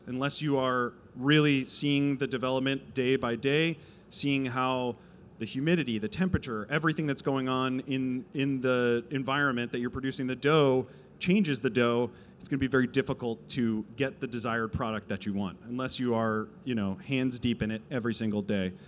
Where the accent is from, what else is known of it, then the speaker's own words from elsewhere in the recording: New Jersey, United States; now in Los Angeles, United States; I am a Jew from New Jersey.